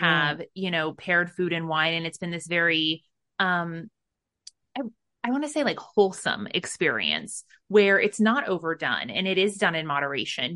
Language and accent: English; United States; I was brought up in America